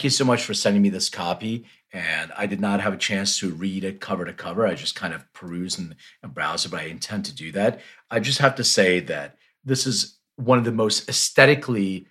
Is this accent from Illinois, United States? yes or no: no; Philadelphia, Pennsylvania, United States; moved away as an adult; also born or lived in Lithuania; now in Los Angeles, United States; I went to high school in Philly